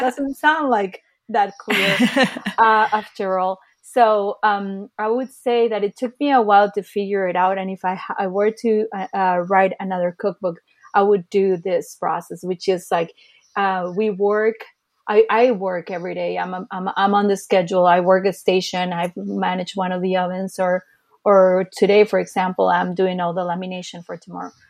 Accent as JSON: {"language": "English", "country": "Costa Rica", "tie": "born or raised there", "also_born_or_lived": "California, United States", "moved": "yes", "lives_now": "Los Angeles, United States", "said": "I was born here in the States, in California, to be more precise, but I actually moved to Costa Rica, where my uh, dad was from, uh, when I was just two"}